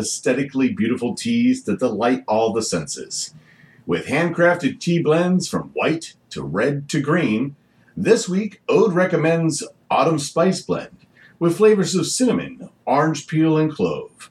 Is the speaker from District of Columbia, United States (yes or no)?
yes; Washington, District of Columbia, United States; growing up where I grew up in Washington, D.C.